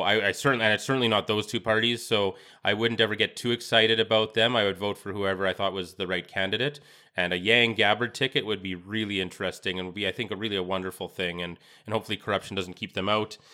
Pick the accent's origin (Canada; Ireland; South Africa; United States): Canada; as a Canadian